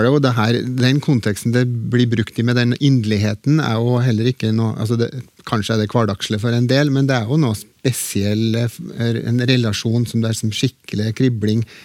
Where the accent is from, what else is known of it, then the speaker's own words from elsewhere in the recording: Trøndelag, Norway; accent: Trøndersk; det har jeg i bruk i trønderske talemål